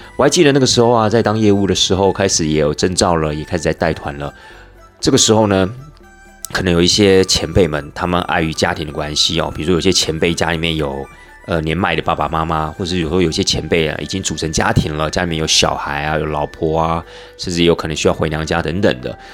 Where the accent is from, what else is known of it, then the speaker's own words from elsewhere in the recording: Taiwan; 出到了国外， 那我们又是从台湾来的